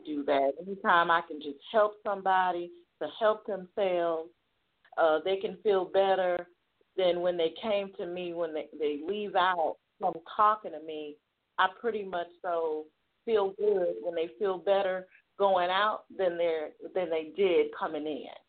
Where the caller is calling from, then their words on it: Jackson, Tennessee, United States; I'm calling from Jackson, Tennessee.